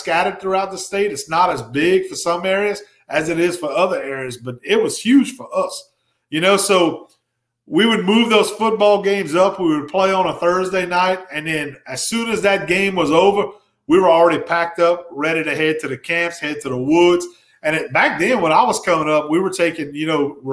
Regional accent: Ville Platte, Louisiana, United States; growing up in my hometown of Ville Platte, Louisiana

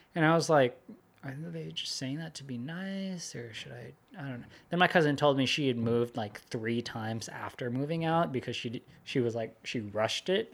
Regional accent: Sunnyvale, California, United States; moved away; I went to elementary school there and middle school

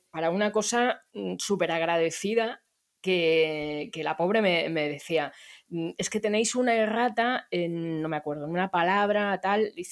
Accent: Barcelona, Catalonia, Spain; Pues em, yo soy de Barcelona

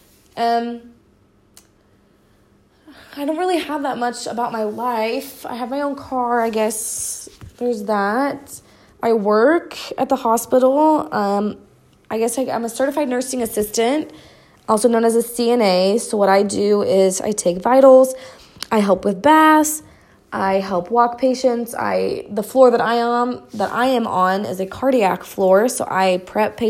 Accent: Hutchinson, Kansas, United States; I work at the hospital in my hometown in Hutchinson.

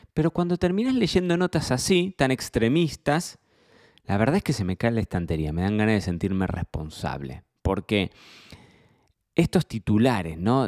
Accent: Argentina; para mí como argentino

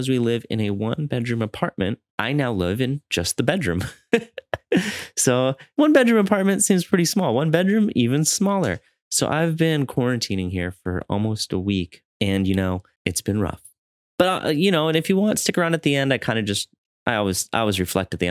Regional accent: Madison, Wisconsin, United States; I'm from Wisconsin. We're Midwest boys

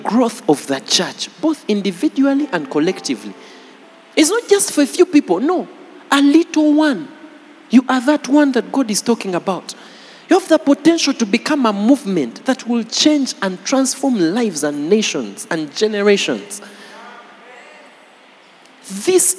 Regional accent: Jinja, Eastern Region, Uganda; I grew up in Jinja, so I speak fairly good

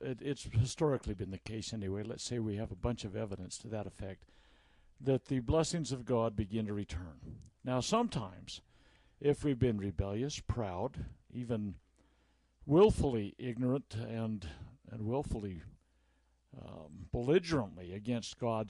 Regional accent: Utah, United States; we're from Utah

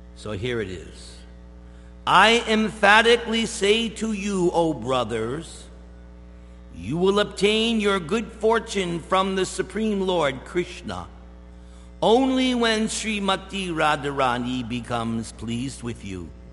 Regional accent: East Coast, United States; moved away; I'm from the East Coast

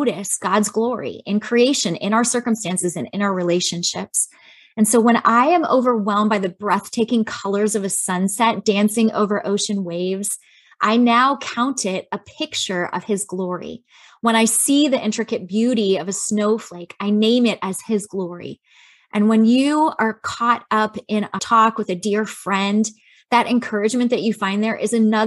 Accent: Chicago, Illinois, United States; I grew up in Chicago.

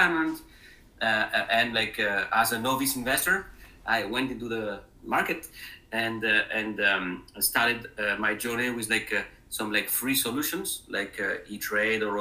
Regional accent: France; English is a second language; moved away as an adult; also born or lived in Spain; now in Cleveland, United States; as you hear from my accent, it's not a Midwest accent. I am originally from France.

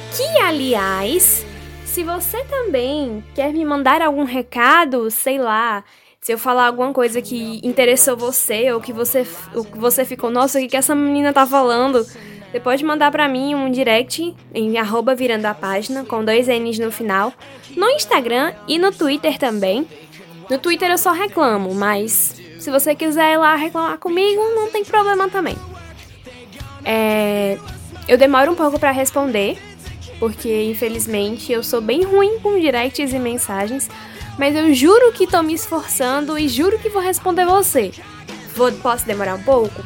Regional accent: Pernambuco, Brazil; accent: nordestino; now in Bahia, Brazil; sou de Pernambuco, sou nordestina, então você vai escutar muito do meu sotaque por aqui.

